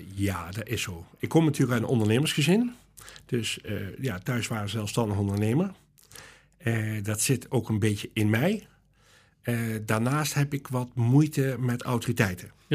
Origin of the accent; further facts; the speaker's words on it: Ottersum, Limburg, Netherlands; also born or lived in Boxmeer, North Brabant; ik ben eh, geboren in Boksmeer. Ja. Dus van geboorte ben ik uh, Brabants. Ja. En ik ben getogen in Ottersum.